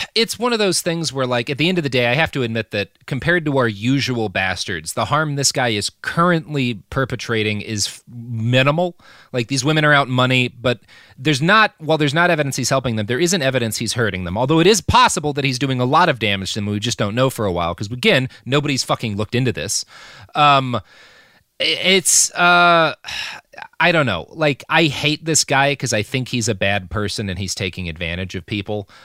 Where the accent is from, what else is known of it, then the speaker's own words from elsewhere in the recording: Texas, United States; where I grew up in Texas was like that too